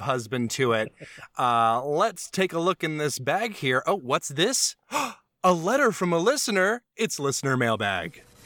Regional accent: Alabama, United States; moved away; I'm from Alabama originally

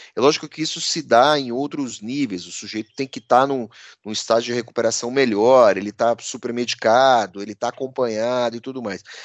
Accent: São Paulo, Brazil; Nós todos aqui paulistanos Paulistas, eh, paulistanos quase da gema, porque né, dois, eh, três não são da cidade de São Paulo, mas somos paulistanos

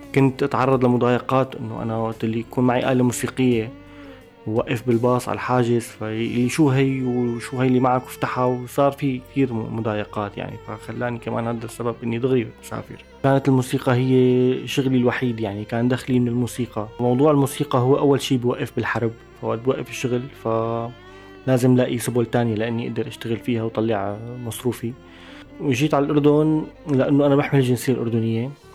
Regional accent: Syria; accent: Syrian; moved away as an adult; also born or lived in Kuwait; now in Jordan; عازف كمان أردني مواليد الكويت ونزلت على سوريا بسنة التسعين واستقريت يعني كنت طفل عمري عشر سنين عشت معظم حياتي بسوريا

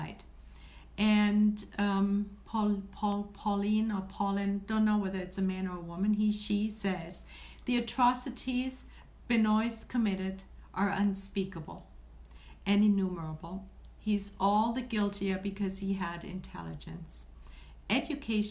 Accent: Germany; moved away; me being German, or having German origin, being raised and born and raised in Germany

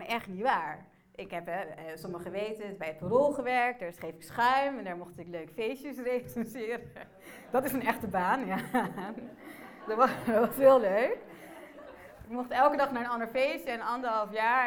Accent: Emmen, Drenthe, Netherlands; also born or lived in Port-au-Prince, Haiti; Ik ben geboren in Port-au-Prince. Na drie maanden ben ik naar Nederland gekomen, naar Emmen, de parel van het noorden.

